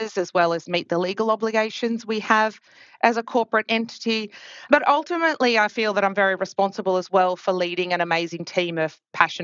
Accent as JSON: {"language": "English", "country": "Australia", "tie": "born or raised there", "accent": "Australian", "said": "as you may pick up pretty quickly from my accent, am Australian by background, grew up in Australia and went to University of Melbourne"}